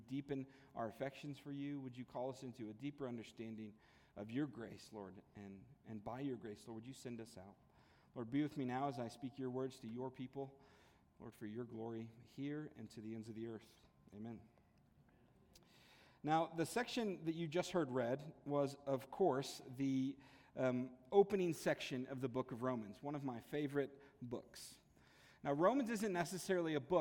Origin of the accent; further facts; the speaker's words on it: La Junta, Colorado, United States; moved away as an adult; this is my hometown, La Junta. Went to La Junta High School, La Junta Middle School.